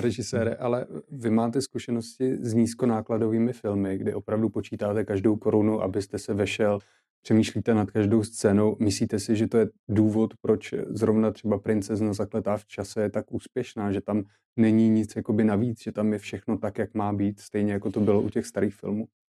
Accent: Czechia; jako Češi

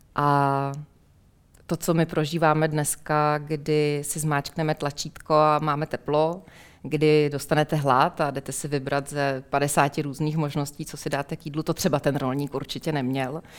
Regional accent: Plzeň, Plzeň Region, Czechia

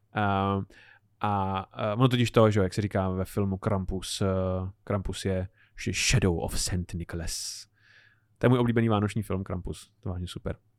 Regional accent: Czechia; my jako Češi

